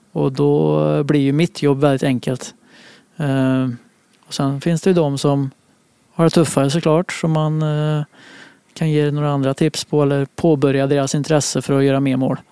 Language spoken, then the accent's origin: Swedish; Munkfors, Värmland, Sweden; moved away; Jag spelade forward för det mesta hemma i Munkfors